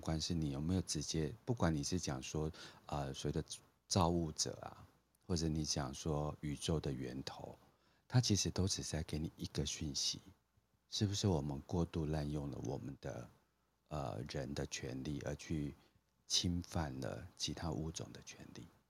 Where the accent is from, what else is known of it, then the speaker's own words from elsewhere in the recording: Taiwan; moved away; also born or lived in Philippines; 我在这种开发中国家成长，就是我经历了台湾的不管是解严啊，然后就是，呃，民主化的这个过程